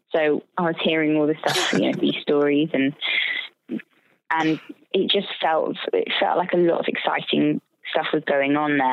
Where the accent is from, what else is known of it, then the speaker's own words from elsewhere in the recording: United Kingdom; also born or lived in London; I'm a Brit